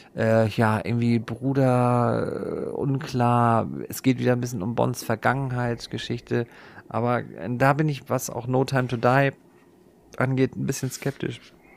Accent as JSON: {"language": "German", "country": "Germany"}